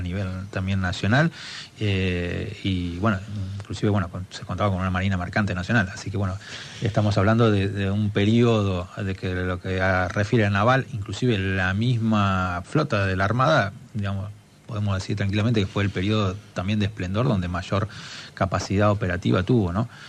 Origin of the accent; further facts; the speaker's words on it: Buenos Aires Province, Argentina; como argentinos